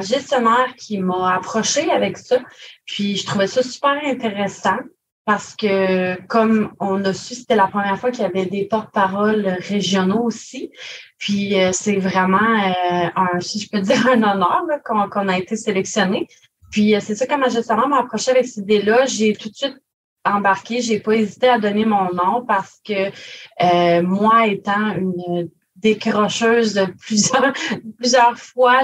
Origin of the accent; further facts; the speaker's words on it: Grande-Rivière, Quebec, Canada; je suis originaire de Grande-Rivière